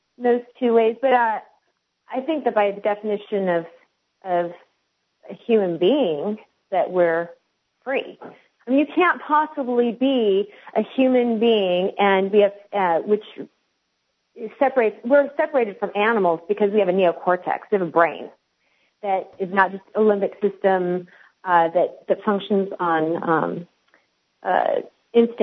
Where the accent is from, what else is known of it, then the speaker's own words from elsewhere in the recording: West Coast, United States; also born or lived in Alabama; now in Tennessee, United States; I grew up on the West Coast, and so I was really never exposed to the Southern idea of race whatsoever